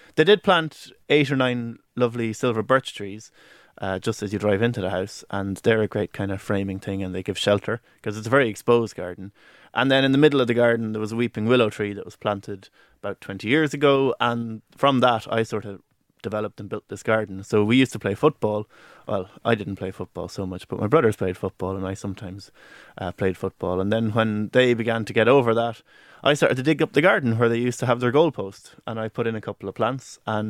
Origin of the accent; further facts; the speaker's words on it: Leinster, Ireland; the garden that I garden predominantly is the one that I grew up in Carlow, in my parents' house. And it's a country house, a country garden